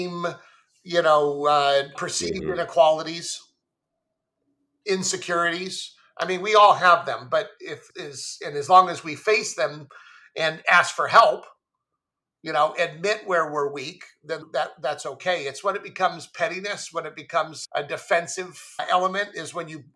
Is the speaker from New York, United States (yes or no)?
no; Goleta, California, United States; I grew up in Goleta, which is just north of Santa Barbara